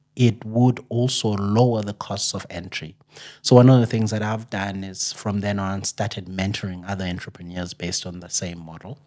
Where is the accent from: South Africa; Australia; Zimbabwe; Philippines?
South Africa; Amatola Mountains, Eastern Cape; I'm actually from the Eastern Cape, uh, up in the Amatola Mountains